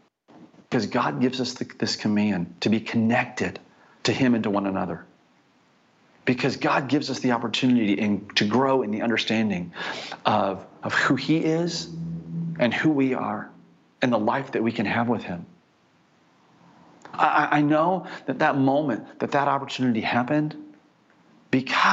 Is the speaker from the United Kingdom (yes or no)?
no; United States; I'm actually from America